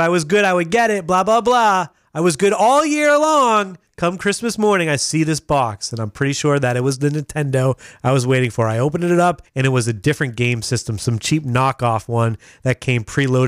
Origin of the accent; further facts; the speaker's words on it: the South, United States; My grandmother gave me a cowboy hat because I'm from the South.